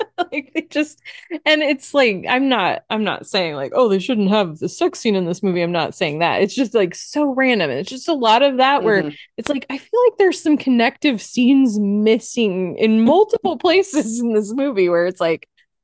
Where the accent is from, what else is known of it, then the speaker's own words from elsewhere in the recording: Phoenix, Arizona, United States; We're from Phoenix. We're awesome people.